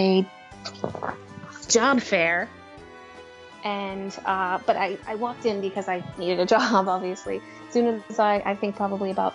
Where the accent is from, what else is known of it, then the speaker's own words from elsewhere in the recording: Boston, Massachusetts, United States; moved away as an adult; also born or lived in Orlando; I grew up in Boston, so I was going to go to college in Boston